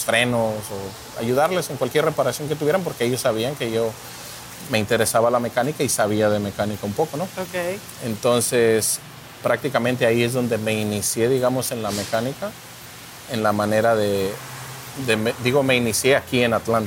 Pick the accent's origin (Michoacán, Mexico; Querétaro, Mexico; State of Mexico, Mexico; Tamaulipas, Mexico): Michoacán, Mexico; Morelia; moved away as an adult; now in United States; yo vengo de la ciudad de Morelia, Michoacán, de México